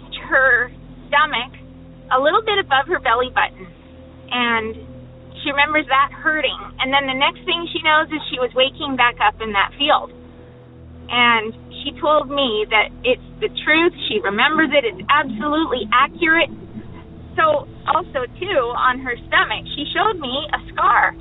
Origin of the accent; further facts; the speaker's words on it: British Columbia, Canada; I'm from British Columbia, Canada.